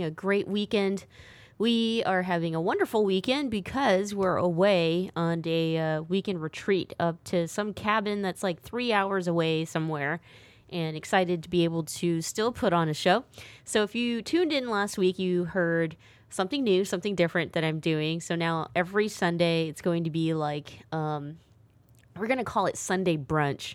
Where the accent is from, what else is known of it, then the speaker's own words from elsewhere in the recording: United States; I'm American